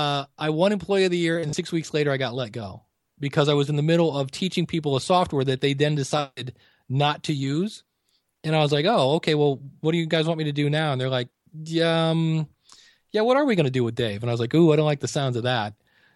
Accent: Akron, Ohio, United States; I'm born and raised in Akron, Ohio

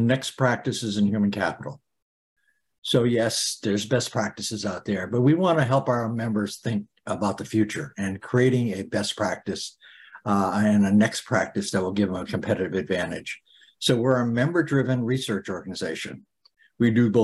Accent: Turners Falls, Massachusetts, United States; I grew up in Turner's Falls

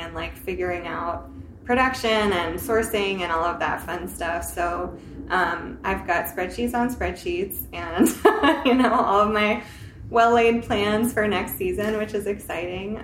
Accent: the South, United States; now in Seattle, United States; I'm from the South

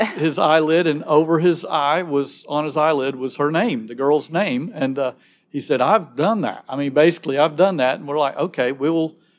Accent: Alabama, United States; moved away as an adult; now in Nashville, United States; I'm from Alabama

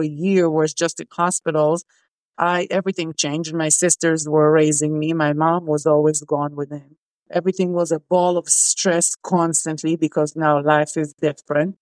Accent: Israel; I grew up in Israel, and serving is mandatory for us

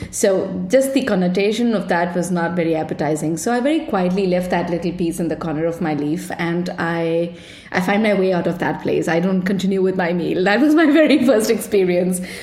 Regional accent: India; now in Copenhagen, Denmark; I grew up in India

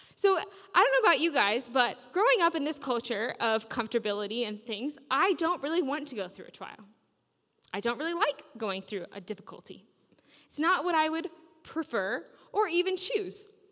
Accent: United States; moved away as an adult; now in Sheffield, United Kingdom; I grew up in America

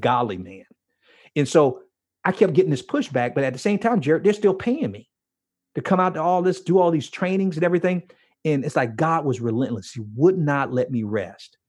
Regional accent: Miami, Florida, United States; growing up in Miami

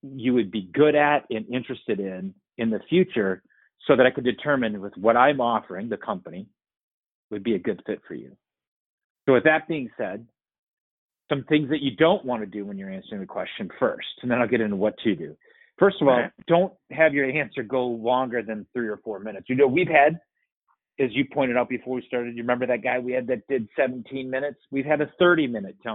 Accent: Winona, Minnesota, United States; I grew up in Winona, Minnesota, and I had a great family

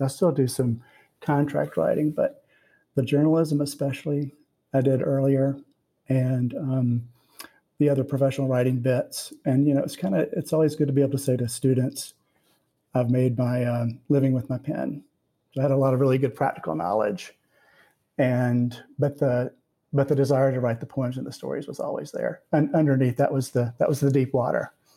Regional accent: the South, United States; I grew up in the South and I've lived here and I've also lived elsewhere.

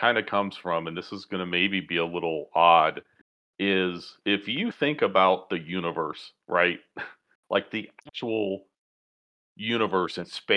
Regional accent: United States; accent: American

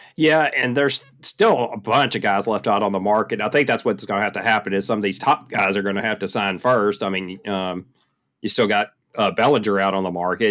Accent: Shreveport, Louisiana, United States; my hometown, Shreveport, Louisiana

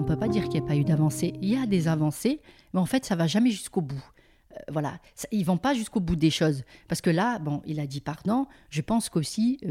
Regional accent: Mouans-Sartoux, Provence-Alpes-Côte d'Azur, France; quand on était au camp

